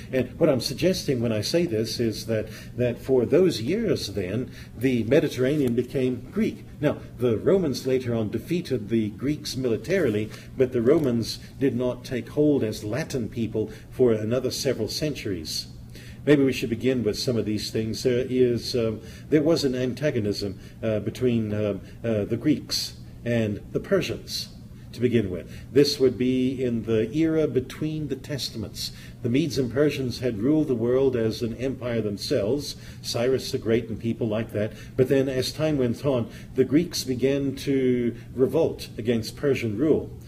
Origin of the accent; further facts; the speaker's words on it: Zimbabwe; moved away; When I was young, I lived in a country called southern Rhodesia